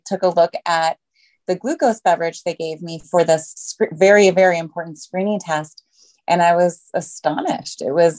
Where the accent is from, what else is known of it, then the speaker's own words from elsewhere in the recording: Minnesota, United States; now in Los Angeles, United States; I guess I was a transplant from Minnesota, but I've been here in Los Angeles for a very long time.